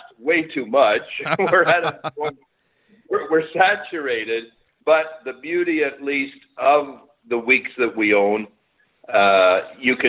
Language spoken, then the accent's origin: English; Montreal, Quebec, Canada; now in Stouffville, Canada; I grew up in Montreal